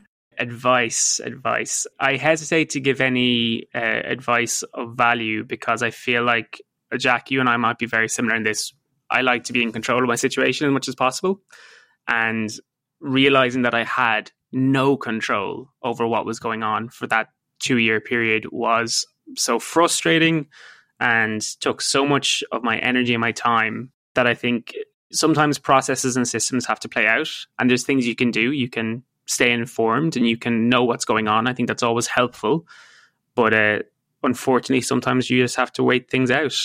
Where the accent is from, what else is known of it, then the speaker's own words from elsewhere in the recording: Ireland; moved away as an adult; also born or lived in United States / London; now in Vancouver, Canada; it will always be my home country